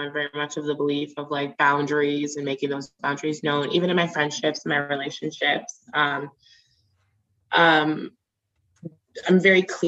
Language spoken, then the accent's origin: English; Nigeria; as Nigerian women